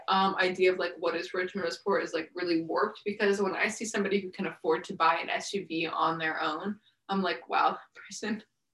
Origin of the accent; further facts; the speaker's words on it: Myerstown, Pennsylvania, United States; I'm from Myerstown, Pennsylvania.